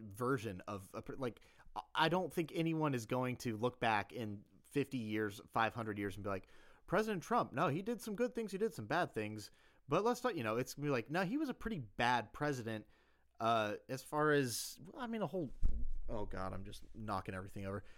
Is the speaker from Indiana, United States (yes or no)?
no; South Carolina, United States; moved away as an adult; also born or lived in Seattle; growing up in South Carolina